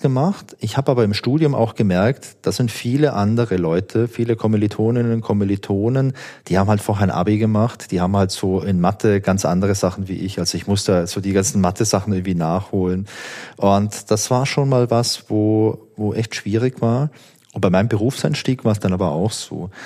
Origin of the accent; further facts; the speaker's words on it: Southern Germany, Germany; Und ich komme ja aus Süddeutschland